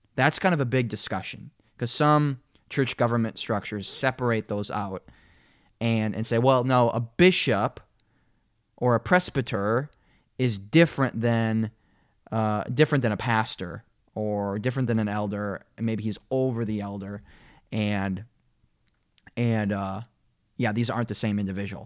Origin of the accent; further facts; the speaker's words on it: Minnesota, United States; now in Kansas City, United States; growing up in Minnesota